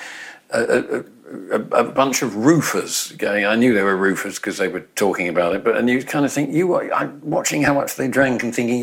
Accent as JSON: {"language": "English", "region": "England", "country": "United Kingdom", "tie": "born or raised there", "said": "I was growing up in England, you know, or Britain"}